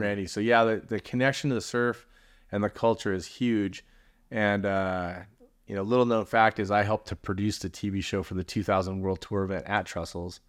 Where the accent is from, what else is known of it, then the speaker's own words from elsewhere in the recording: San Clemente, California, United States; also born or lived in San Francisco / Manhattan Beach / Redondo Beach / Huntington Beach; I grew up in San Clemente. I've been there since I was in junior high school